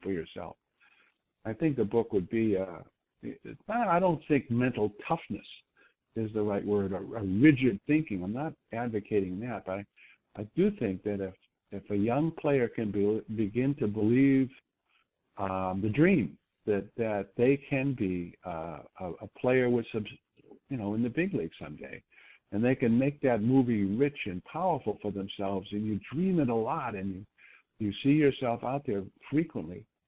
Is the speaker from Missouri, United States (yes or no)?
no; Boston, Massachusetts, United States; moved away as an adult; I was from Boston